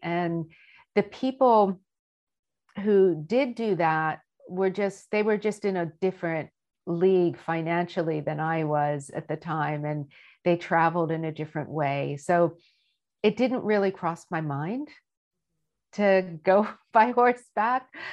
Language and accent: English; United States; I grew up in America